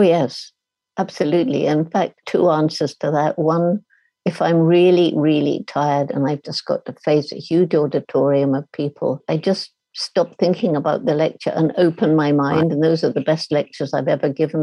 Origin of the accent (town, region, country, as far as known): United Kingdom; also born or lived in Tanzania